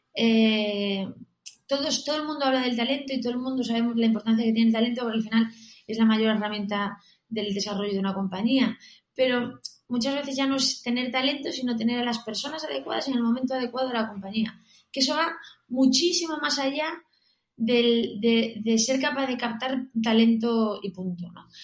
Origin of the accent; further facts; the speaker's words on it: Galicia, Spain; also born or lived in Barcelona; now in Madrid, Spain; yo soy gallega